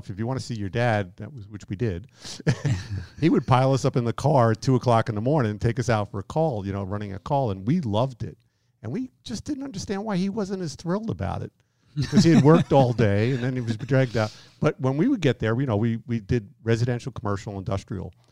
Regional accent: New York, United States; moved away; i have been out here 18 years, and I've been told that my accent has really you know, decreased. People rarely know that I'm from New York.

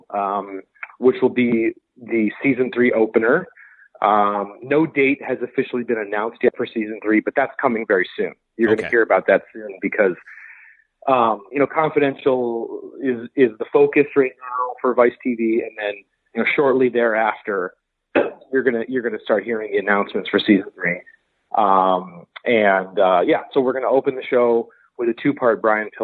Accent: United States; as an American

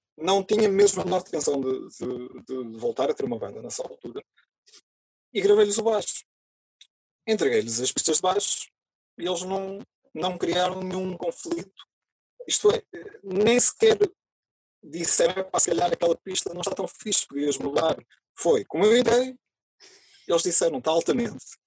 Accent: Santa Marta de Penaguião, Norte, Portugal; Eu moro em Santa Marta de Penaguião, uh, eh, onde nasci

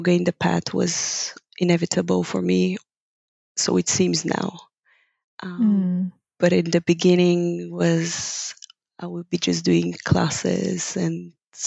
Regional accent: Bulgaria; first language Bulgarian; English is a second language; moved away as an adult; now in Amsterdam, Netherlands; I'm originally from Bulgaria.

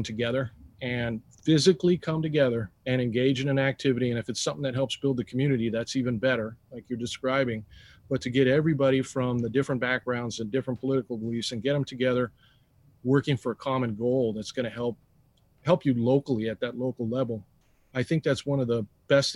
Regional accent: Hollister, California, United States; also born or lived in Bay Area, California; I was born in Hollister, California

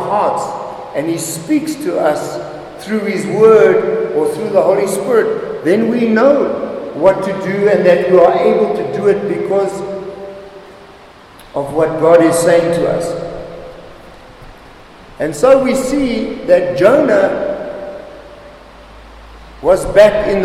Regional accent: Zimbabwe; moved away as an adult; also born or lived in Namibia / Hillbrow, Johannesburg, South Africa; I come from Zimbabwe. Zimbabwe is a beautiful country

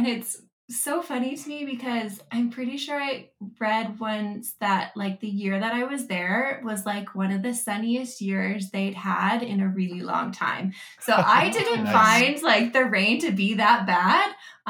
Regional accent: Calgary, Alberta, Canada; also born or lived in Vancouver; Well, I was born in Calgary. Spent most of my life here. Did my schooling here. After high school, I did a degree at Mount Royal

